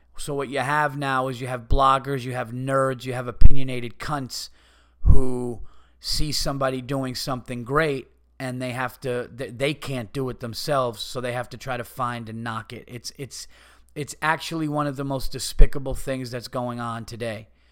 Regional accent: Yonkers, New York, United States; I was born in Yonkers.

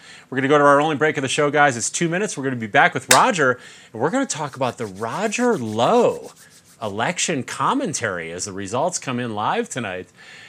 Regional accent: Wisconsin, United States; I grew up in Wisconsin.

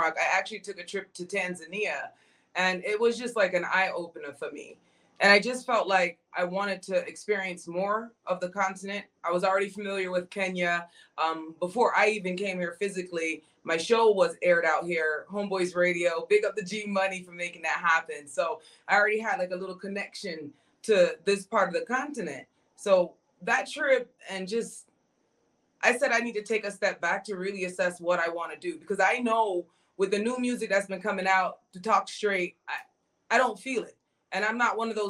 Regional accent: Jamaica; I'm Jamaican

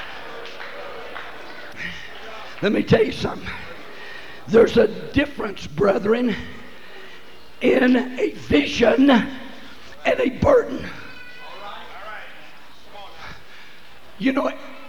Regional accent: West Texas, United States; when I was born in West Texas, we didn't have no running water

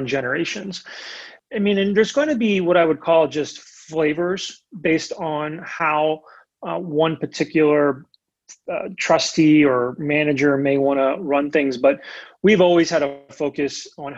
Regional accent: Lancaster, Pennsylvania, United States; moved away as an adult; now in Lexington, United States; Where I grew up in Lancaster

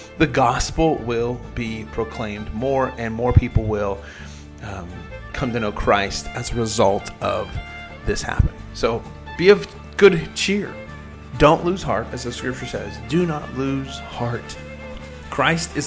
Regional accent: Oklahoma, United States; in my hometown, here in Oklahoma

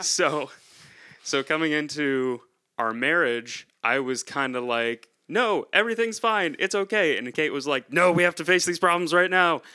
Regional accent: near Rochester, upstate New York, United States; moved away as an adult; also born or lived in central Pennsylvania; now in Pennsylvania, United States; I'm originally from upstate New York near, uh, Rochester

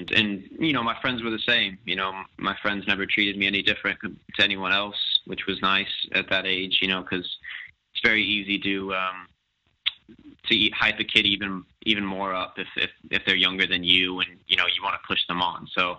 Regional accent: Plano, Texas, United States; Yeah, we grew up together in Plano, Texas, and played together for a number of years with FC Dallas, and even against each other when we were younger.

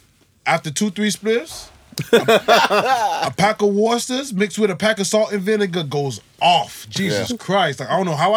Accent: Miami, Florida, United States; moved away as an adult; also born or lived in West Bromwich, England; now in Wolverhampton, United Kingdom; I was born in West Bromwich, taken from West Bromwich to Miami when I was 1 year old, and I came back here 6 years ago, but I don't know this place.

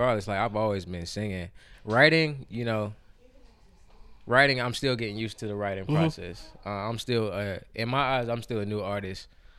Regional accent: Columbia, South Carolina, United States; moved away as an adult; now in Clemson, United States; I am from Columbia, South Carolina, representing the 803. I reside in the 864 right now. I attend school in Clemson University

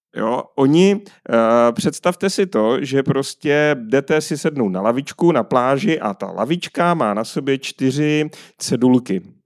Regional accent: Czechia; my jako Češi i národ

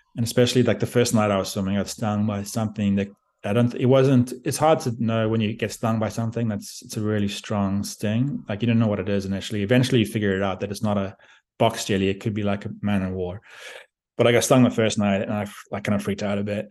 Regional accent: South Africa; moved away as an adult; also born or lived in Australia / Beijing, China; I grew up in South Africa

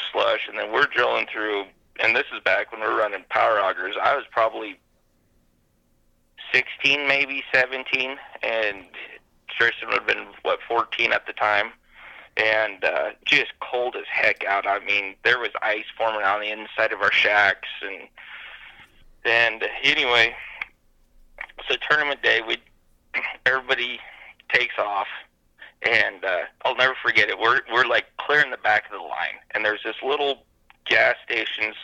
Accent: Sandhills, Nebraska, United States; Growing up in the Sandhills

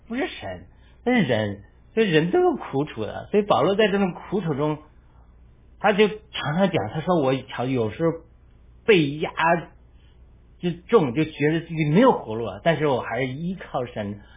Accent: China; moved away; 那我们中国人其实就面临一个苦难

